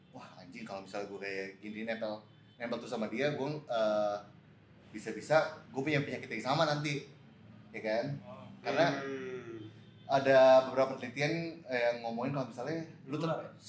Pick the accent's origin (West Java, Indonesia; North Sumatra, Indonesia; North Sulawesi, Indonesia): North Sulawesi, Indonesia; Manado; born there; moved away; also born or lived in United States; gede di, maksudnya gue lahir